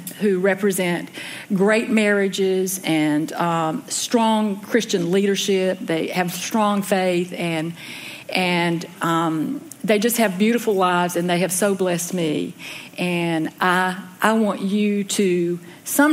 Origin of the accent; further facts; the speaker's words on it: Elkin, North Carolina, United States; I grew up in Elkin, North Carolina, which is about 40 miles north of Winston-Salem